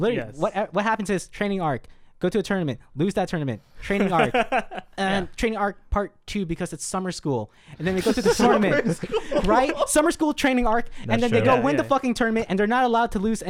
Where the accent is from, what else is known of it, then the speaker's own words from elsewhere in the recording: United States; I'm American. I can't fucking understand Japanese.